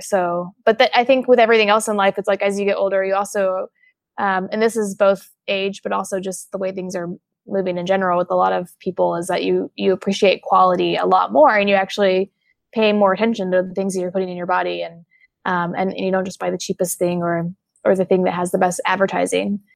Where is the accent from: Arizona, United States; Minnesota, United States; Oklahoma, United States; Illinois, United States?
Oklahoma, United States; I'm from Oklahoma